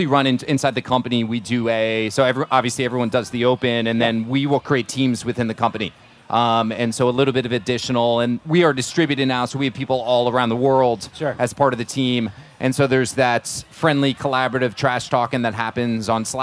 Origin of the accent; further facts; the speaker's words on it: New Jersey, United States; moved away; when I was a young kid, I grew up in New Jersey